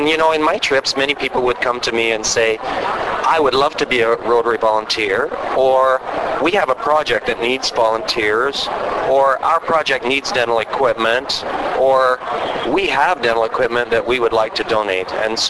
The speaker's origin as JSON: {"language": "English", "region": "Western Canada", "country": "Canada", "said": "I am from Canada, from Western Canada."}